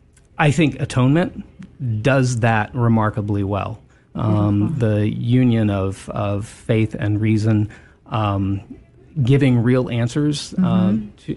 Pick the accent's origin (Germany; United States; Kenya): United States; Beaumont, Texas; moved away; also born or lived in Houston; I grew up in Beaumont